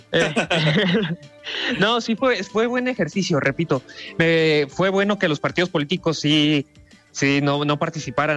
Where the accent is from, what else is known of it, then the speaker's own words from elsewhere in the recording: Mexico; como mexicanos